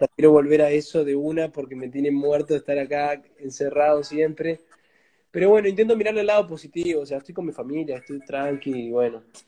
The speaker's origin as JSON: {"language": "Spanish", "country": "Uruguay", "said": "yo soy uruguayo"}